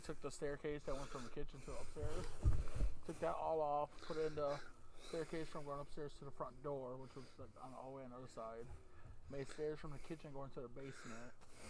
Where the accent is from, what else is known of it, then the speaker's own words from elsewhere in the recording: Chicago, Illinois, United States; moved away; The house that I grew up in Chicago